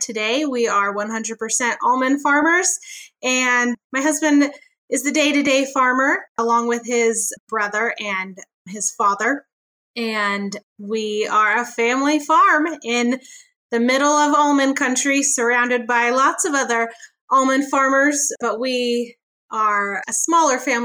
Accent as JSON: {"language": "English", "town": "Chico", "region": "California", "country": "United States", "tie": "born or raised there", "moved": "as an adult", "lives_now": "Kern County, United States", "said": "I grew up in Northern California in Chico"}